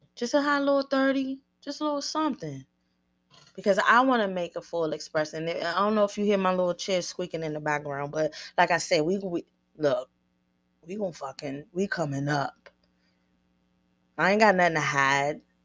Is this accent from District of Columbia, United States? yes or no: yes; Washington, District of Columbia, United States; I grew up on the East Coast, mid-thirties, eighties babies